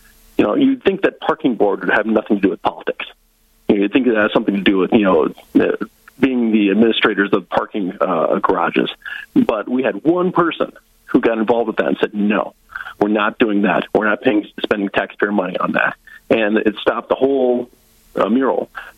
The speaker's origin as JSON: {"language": "English", "region": "Northwest Iowa", "country": "United States", "tie": "born or raised there", "also_born_or_lived": "South Dakota", "moved": "as an adult", "lives_now": "North Dakota, United States", "said": "I'm from Northwest Iowa originally. I was born and raised Northwest Iowa Dutch, very conservative."}